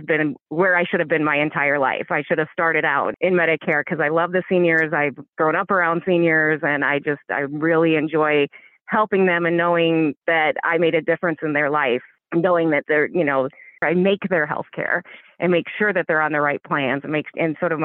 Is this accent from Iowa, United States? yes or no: yes; Iowa, United States; My work ethic comes from growing up in Iowa